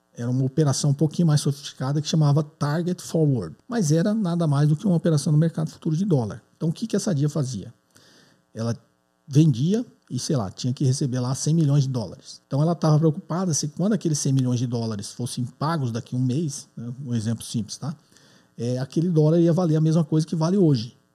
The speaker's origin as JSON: {"language": "Portuguese", "region": "São Paulo", "country": "Brazil", "said": "sou de São Paulo, capital"}